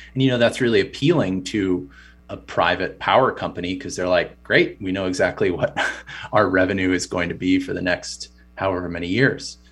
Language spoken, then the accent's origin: English; United States; as an American